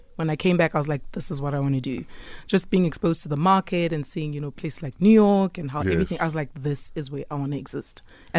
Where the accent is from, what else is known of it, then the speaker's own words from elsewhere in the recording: Soweto, Gauteng, South Africa; I'm from Soweto.